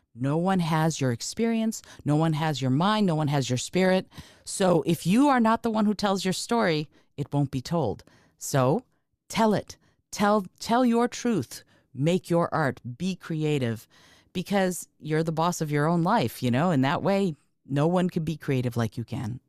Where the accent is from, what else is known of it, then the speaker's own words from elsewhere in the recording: Moldova; moved away; I'm, I'm from Moldova. I was born in, in Moldova